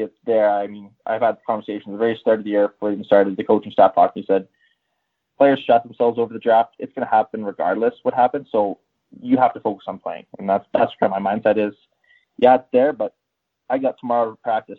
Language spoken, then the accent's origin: English; Whitecourt, Alberta, Canada; also born or lived in Edmonton; I grew up in Whitecourt, and then I moved on to Edmonton